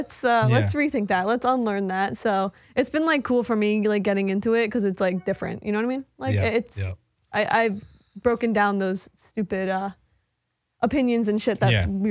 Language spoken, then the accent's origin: English; New York, United States; We're from Long Island originally.